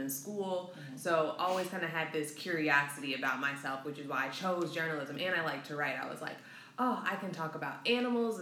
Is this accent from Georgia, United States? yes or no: no; Oak Park, Illinois, United States; born and raised in Chicago, well, a little town outside of Chicago called Oak Park